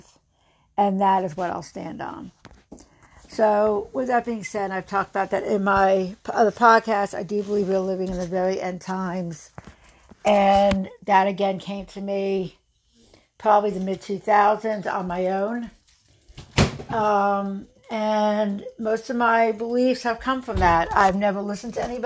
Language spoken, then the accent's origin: English; near Princeton, New Jersey, United States; I grew up in New Jersey in a very rural little town outside of Princeton